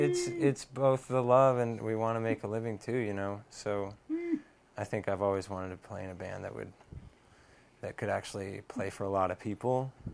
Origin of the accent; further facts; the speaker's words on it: Santa Barbara, California, United States; I was born in Santa Barbara, California.